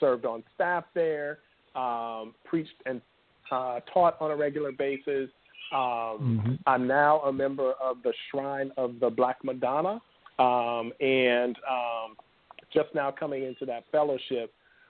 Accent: Miami, Florida, United States; I grew up in Miami, Florida, working class parents. We were just basic people, hardworking, and really hadn't seen like the rest of the world, right?

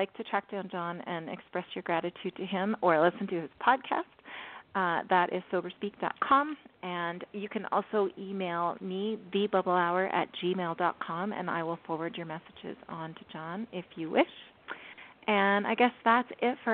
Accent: Canada; accent: Canadian; my Canadian accent

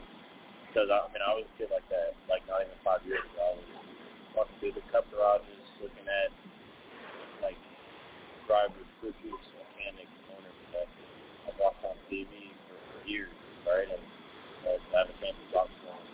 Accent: Washington, District of Columbia, United States; also born or lived in Atlanta, Georgia; raised in D.C.

